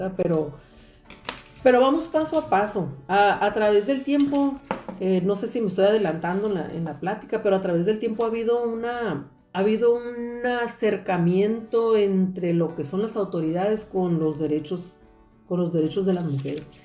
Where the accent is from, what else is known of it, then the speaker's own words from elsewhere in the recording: Mexicali Valley, Ejido Sonora, Baja California, Mexico; Soy originaria del Valle de Mexicali, exactamente del eh, progresivo Ejido Sonora